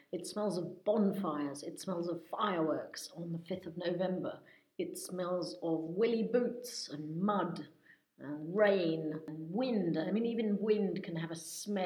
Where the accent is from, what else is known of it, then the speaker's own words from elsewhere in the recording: England, United Kingdom; now in France; I'm British, in case anybody doesn't know, or rather English